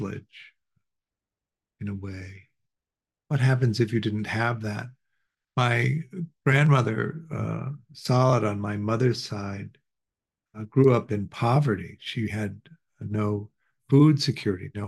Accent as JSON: {"language": "English", "town": "Chicago", "region": "Illinois", "country": "United States", "tie": "born or raised there", "said": "We grew up in Chicago"}